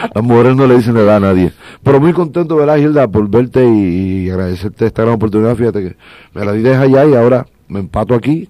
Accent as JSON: {"language": "Spanish", "town": "Humacao", "country": "Puerto Rico", "tie": "born or raised there", "said": "vengo de, un barrio llamado Barrio Mariana 2, de La Teja, y ahí me crié con mis padres, que son campesinos"}